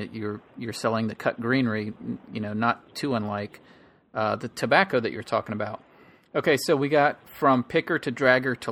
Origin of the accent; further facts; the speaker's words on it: Florida, United States; I grew up in Florida